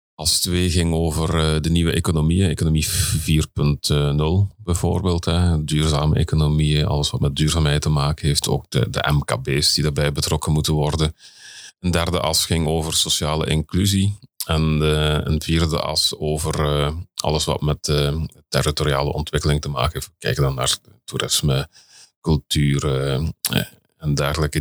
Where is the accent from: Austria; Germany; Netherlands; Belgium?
Belgium; ik ben Belg en ik eh, werk in Nederland